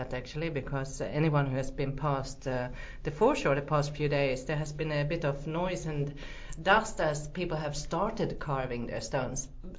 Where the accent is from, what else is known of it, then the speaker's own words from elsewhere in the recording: Finland; now in New Plymouth, New Zealand; I'm from Finland